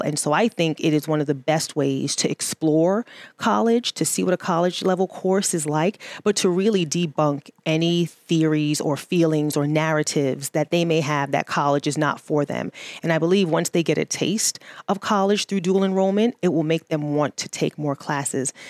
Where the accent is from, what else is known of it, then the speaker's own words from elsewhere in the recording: New York City, New York, United States; moved away; I am originally from New York City